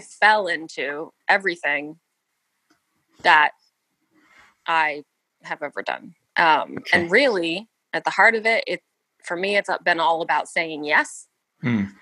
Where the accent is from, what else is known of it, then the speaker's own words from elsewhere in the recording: United States; I'm American